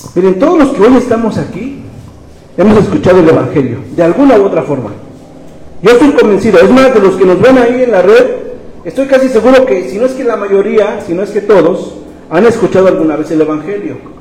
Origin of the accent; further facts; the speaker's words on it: Mexico; como mexicanos